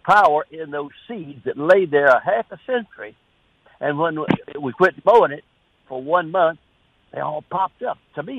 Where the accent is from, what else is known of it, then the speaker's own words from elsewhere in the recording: Bossier City, Louisiana, United States; now in Hazlehurst, United States; I grew up in Bossier City, Louisiana, with a chinaberry tree in our backyard, 1940s and 50s.